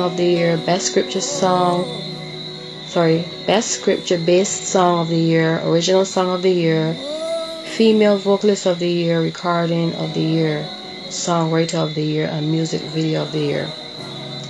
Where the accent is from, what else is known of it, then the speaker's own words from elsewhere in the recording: Barbados; Barbados. Of course, my hometown